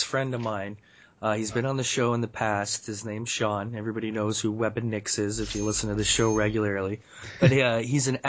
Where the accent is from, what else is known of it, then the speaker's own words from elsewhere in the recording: Canada; as a Canadian citizen